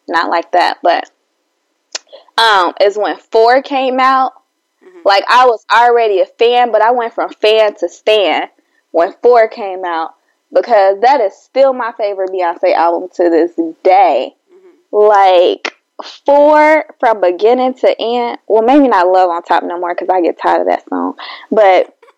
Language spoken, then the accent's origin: English; Chicago, Illinois, United States; I'm from Chicago